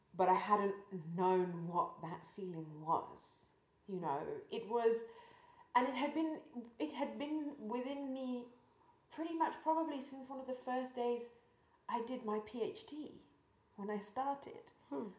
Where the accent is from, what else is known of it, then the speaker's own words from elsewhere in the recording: just outside Cambridge, East of England, United Kingdom; I grew up just outside Cambridge